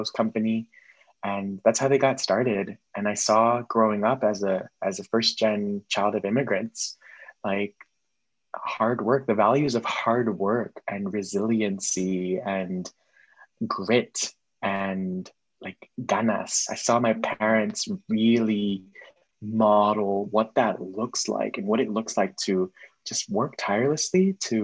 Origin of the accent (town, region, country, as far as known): Miami, Florida, United States; born or raised there